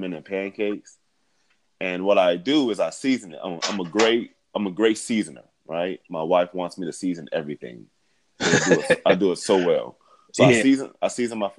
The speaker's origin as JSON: {"language": "English", "town": "Gary", "region": "Indiana", "country": "United States", "tie": "born or raised there", "said": "growing up in Gary"}